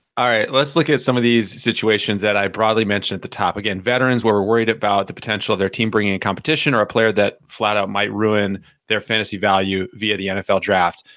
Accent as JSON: {"language": "English", "region": "the South", "country": "United States", "said": "I'm from the South"}